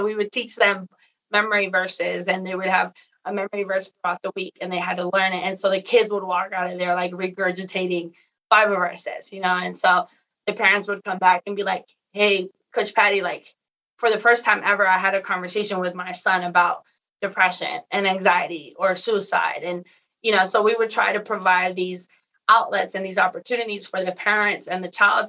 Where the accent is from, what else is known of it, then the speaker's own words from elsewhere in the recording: Mexico; now in United States; And then I got invited to go back to my hometown in Mexico, and we ran a camp.